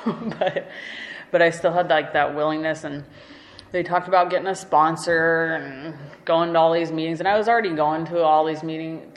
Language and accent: English; Alaska, United States; growing up in Alaska